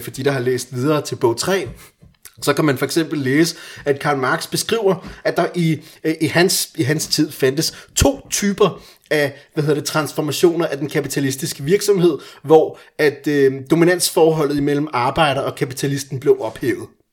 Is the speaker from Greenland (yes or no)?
no; Iran; now in Denmark; jeg er iraner